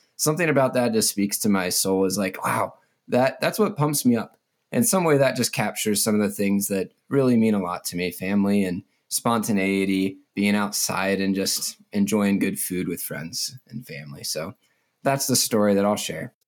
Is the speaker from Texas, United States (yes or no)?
no; Mount Airy, Maryland, United States; moved away as an adult; also born or lived in Lynchburg, Virginia; now in Colorado, United States; I grew up in, uh, Mount Airy, Maryland. pretty much my entire life.